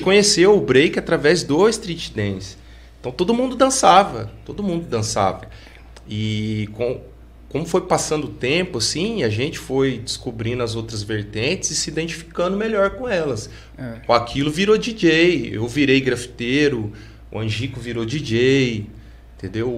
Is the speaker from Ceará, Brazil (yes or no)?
no; Pouso Alegre, Minas Gerais, Brazil; eu ficava muito ali no meu bairro, que eu cresci e nasci no Santo Antônio